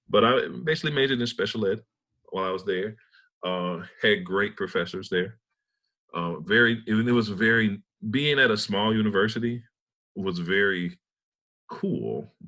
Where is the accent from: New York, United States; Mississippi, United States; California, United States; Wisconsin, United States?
Mississippi, United States; Centerville; moved away as an adult; also born or lived in Cleveland, Ohio / Tuskegee, Alabama / Auburn, Alabama; I was born in Cleveland, Ohio. Mm-hmm. And in middle school, my family moved to Centerville, Mississippi. Okay. And let me just say about Centerville, Mississippi, we have no traffic lights.